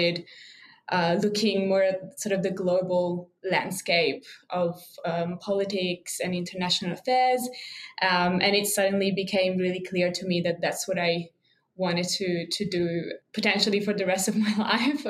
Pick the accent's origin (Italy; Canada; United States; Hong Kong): Italy; moved away as an adult; now in Canberra, Australia; I'm originally from Italy, so I've been an international student here in Australia for a long time